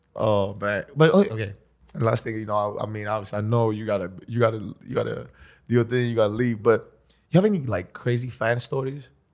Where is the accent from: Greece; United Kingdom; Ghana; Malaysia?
Greece; I come from Greece